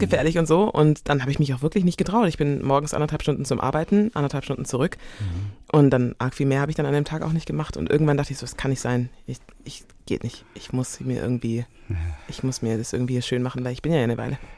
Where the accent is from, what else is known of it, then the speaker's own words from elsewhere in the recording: Biberach an der Riss, Baden-Württemberg, Germany; also born or lived in Karlsruhe; Ich bin Deutsche, ich bin hier groß geworden, ich bin hier mhm. geboren.